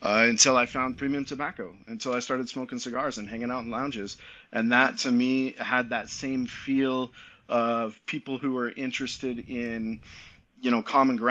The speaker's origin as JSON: {"language": "English", "region": "Utah", "country": "United States", "tie": "born or raised there", "also_born_or_lived": "Santiago, Dominican Republic", "said": "We're both from Utah. We both grew up here"}